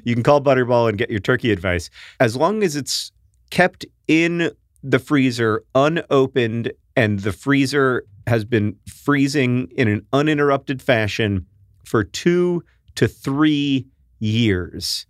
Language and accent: English; United States; accent: American